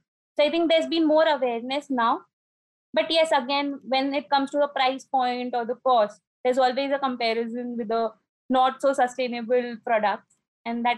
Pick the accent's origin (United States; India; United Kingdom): India; Nagpur, Maharashtra; moved away as an adult; now in Indore, India; I am from Nagpur, the city of oranges, Maharashtra. And I've got married and shifted to Indore, Madhya Pradesh.